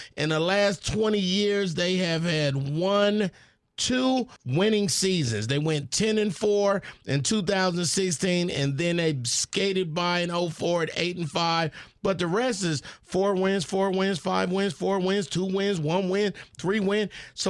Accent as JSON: {"language": "English", "region": "California", "country": "United States", "said": "I'm from California"}